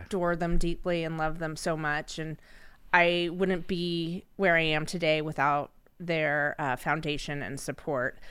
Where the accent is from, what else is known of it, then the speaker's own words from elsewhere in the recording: Sacramento, California, United States; was born and raised in Sacramento